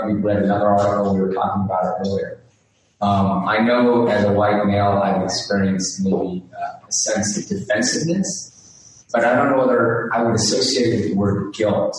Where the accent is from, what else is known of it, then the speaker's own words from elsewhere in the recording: California, United States; a Californian raised here